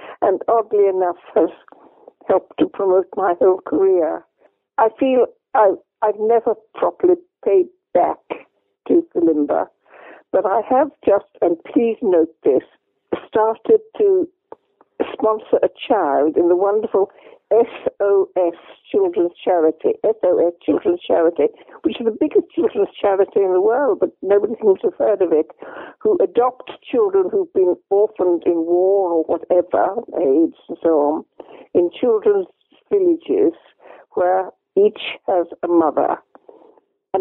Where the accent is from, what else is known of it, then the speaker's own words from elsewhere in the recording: Derry, Northern Ireland, United Kingdom; moved away; also born or lived in England / Donegal; growing up in Derry, the heart of the Troubles